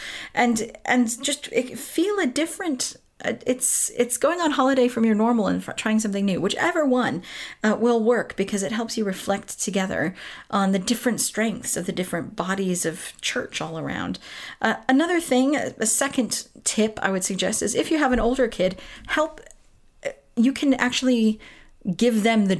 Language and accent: English; Southern California, United States; moved away as an adult; now in United Kingdom; I grew up in Southern California